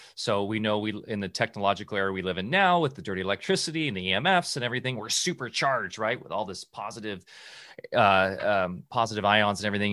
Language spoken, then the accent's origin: English; Southern California, United States; when I was a kid growing up in SoCal